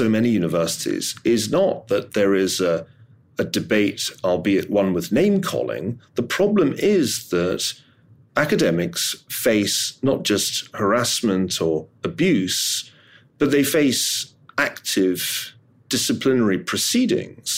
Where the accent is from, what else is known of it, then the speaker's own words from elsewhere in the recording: Glasgow, Scotland, United Kingdom; I'm from Glasgow